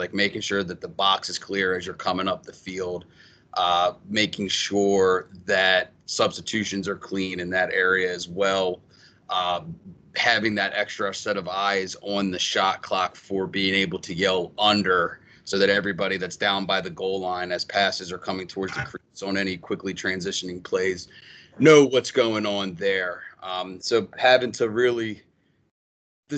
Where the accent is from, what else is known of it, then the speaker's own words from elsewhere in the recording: Baltimore, Maryland, United States; also born or lived in Pennsylvania; I'm from Baltimore area. I went to Mount St. Joe